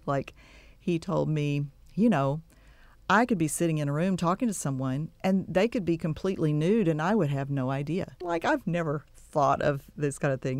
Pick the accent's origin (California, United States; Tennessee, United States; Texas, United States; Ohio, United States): Texas, United States; Texas City; born or raised there; also born or lived in Waco / Dallas / Giddings; now in Bryan-College Station, United States